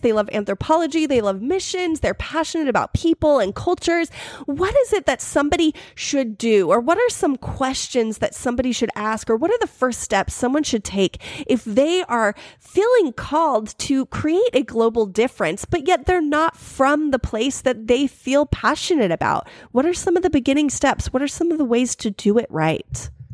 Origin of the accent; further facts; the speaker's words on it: United States; I am so American